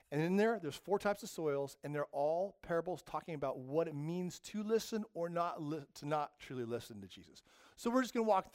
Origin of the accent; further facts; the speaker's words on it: the desert in California, United States; I grew up in the desert in California